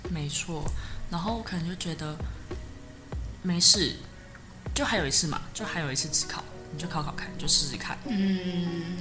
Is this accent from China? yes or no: no; Hsinchu, Taiwan; 我是新竹人